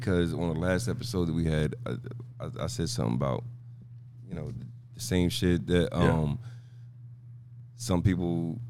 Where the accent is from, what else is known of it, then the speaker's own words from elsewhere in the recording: New Jersey, United States; I'm a Jersey nigga.